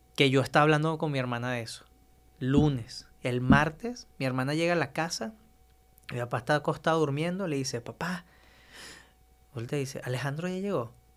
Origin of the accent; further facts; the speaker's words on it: Maiquetía, La Guaira, Venezuela; now in Monterrey, Mexico; yo nací en Venezuela, justamente en Maiquetía, casi ya ahí en la, en la costa de la playa